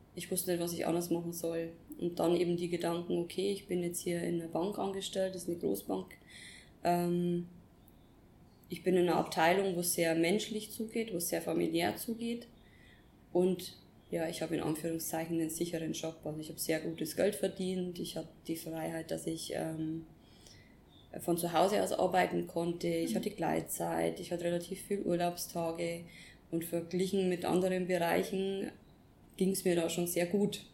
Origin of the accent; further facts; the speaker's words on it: Upper Palatinate, Bavaria, Germany; moved away as an adult; also born or lived in Nuremberg / Bali; ich bin ursprünglich aus der Oberpfalz, aus einem kleinen Dorf, bin sehr familiär und mhm. sehr behütet aufgewachsen